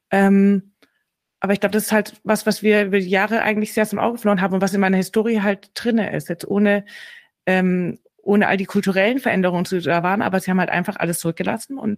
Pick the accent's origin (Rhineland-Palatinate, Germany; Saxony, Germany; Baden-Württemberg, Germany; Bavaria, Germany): Baden-Württemberg, Germany; ich komme aus Schwaben. Also ich bin, ich rede heute nicht nur aus Stuttgart, sondern ich komme hier aus der Nähe von Stuttgart.